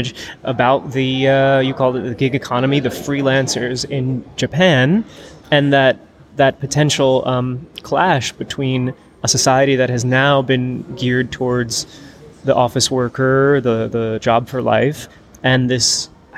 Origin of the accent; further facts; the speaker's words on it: Netherlands; I'm coming from the Netherlands